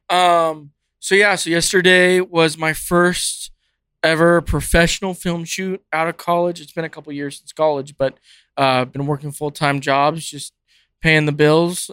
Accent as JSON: {"language": "English", "region": "California", "country": "United States", "tie": "born or raised there", "moved": "yes", "said": "I grew up in California"}